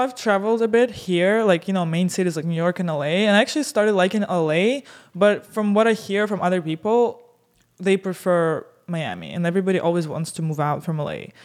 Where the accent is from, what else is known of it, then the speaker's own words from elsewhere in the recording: Siberia, Russia; now in United States; I'm Russian from Siberia